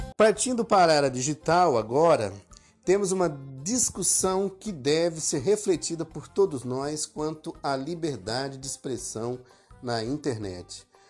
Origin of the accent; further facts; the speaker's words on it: Ipubi, Pernambuco, Brazil; now in Campo Grande, Brazil; povo de Pernambuco, a minha cidade natal, Ipubi